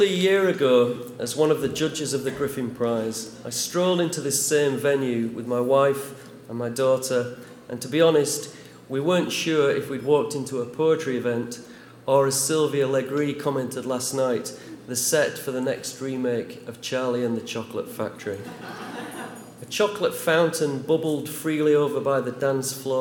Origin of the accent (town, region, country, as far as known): Huddersfield, Yorkshire and the Humber, United Kingdom; born or raised there